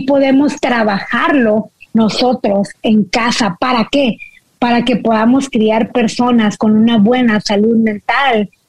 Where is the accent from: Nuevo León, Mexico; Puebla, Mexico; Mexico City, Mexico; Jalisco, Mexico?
Nuevo León, Mexico; Monterrey; now in United States; siendo mexicana de Monterrey